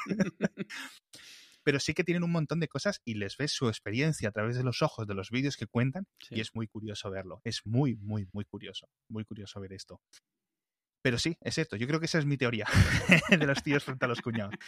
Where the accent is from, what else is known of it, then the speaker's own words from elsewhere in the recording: El Bierzo, Castile and León, Spain; yo que soy del Bierzo